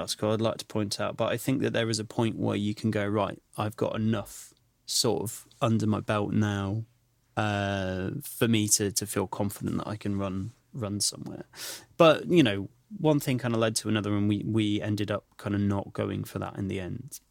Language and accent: English; Clitheroe, North West England, United Kingdom; The Grand, which opened up in my hometown in Clitheroe